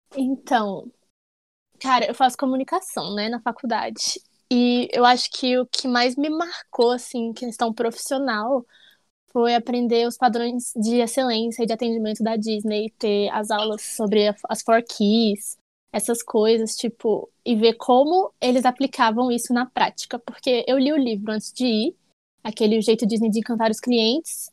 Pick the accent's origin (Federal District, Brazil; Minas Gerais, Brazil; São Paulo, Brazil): Federal District, Brazil; Brasília; eu sou de Brasília